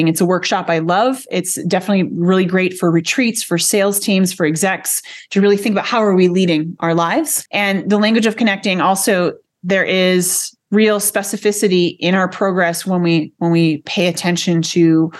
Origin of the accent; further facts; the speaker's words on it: United States; American language, I call it American because we're not English